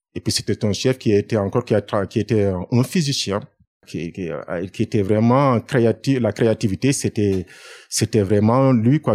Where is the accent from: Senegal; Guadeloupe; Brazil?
Senegal; Dakar; moved away as an adult; now in France; Je suis né à Dakar et j'ai fait mes études à Dakar.